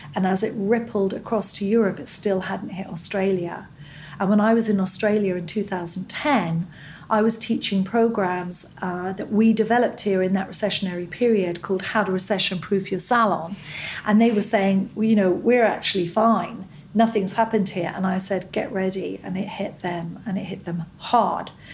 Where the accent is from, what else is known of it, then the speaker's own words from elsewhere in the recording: Scot, Scotland, United Kingdom; moved away as an adult; now in United States; I'm a Scot.